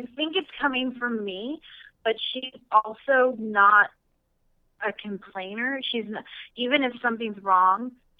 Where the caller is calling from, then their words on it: Dartmouth, Nova Scotia, Canada; I'm calling from Dartmouth.